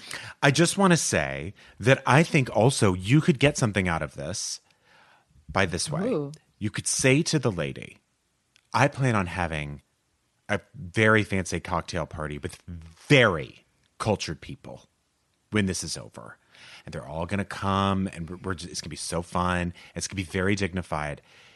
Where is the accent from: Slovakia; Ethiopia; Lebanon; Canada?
Canada; moved away as an adult; now in Madrid, Spain; I am a Canadian expat living and working in Madrid for the last 8 years.